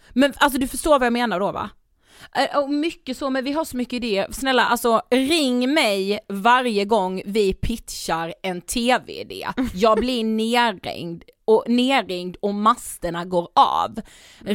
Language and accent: Swedish; Karlshamn, Blekinge, Sweden; vi är också uppvuxna i en liten stad, vi är från Karlshamn i Blekinge